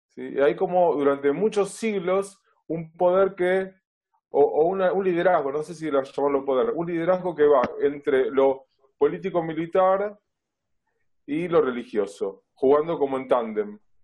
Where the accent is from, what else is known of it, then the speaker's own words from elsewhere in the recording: Buenos Aires, Argentina; vivo en Buenos Aires, nací en Buenos Aires, siempre viví aquí en esta ciudad, originalmente en Flores, desde hace muchos años en Villa Crespo